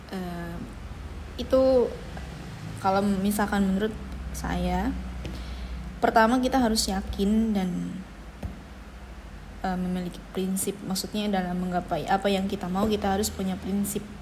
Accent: Tasikmalaya, West Java, Indonesia; now in Ternate, Indonesia; Saya berasal dari Tasikmalaya, eh, terlahir dari keluarga sederhana sebagai anak tunggal.

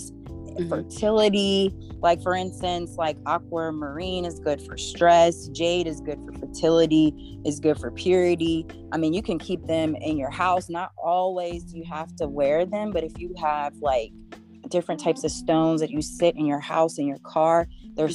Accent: Denton, Texas, United States; now in Atlanta, United States; I'm originally from Denton, Texas, but I've been in Atlanta for over 20 years

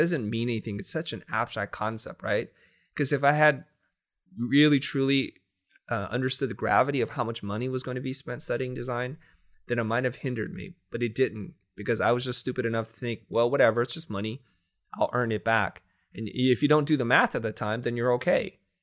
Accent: United States; I grew up poor in the United States

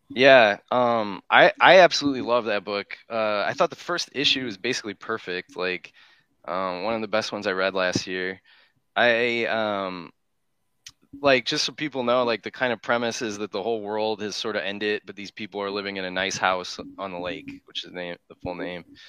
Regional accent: Chicago, Illinois, United States; moved away; I'm from Chicago, but I haven't been there

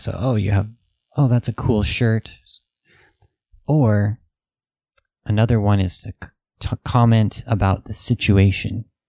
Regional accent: United States; Western people, especially American people

